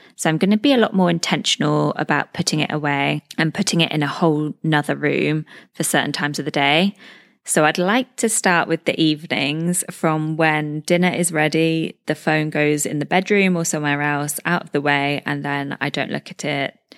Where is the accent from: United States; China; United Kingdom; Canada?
United Kingdom; moved away as an adult; now in Dubai, United Arab Emirates; I'm a British expat living in Dubai, U